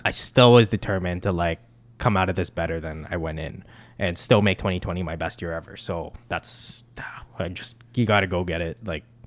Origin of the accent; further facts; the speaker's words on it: Mississauga, Ontario, Canada; growing up in Port Credit